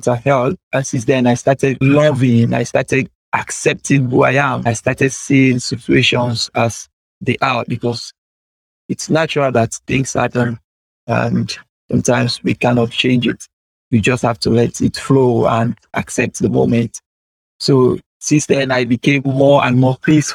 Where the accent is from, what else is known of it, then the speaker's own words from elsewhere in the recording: Sierra Leone; first language Temne; English is a second language; I lived in my country for over 18 to 20 years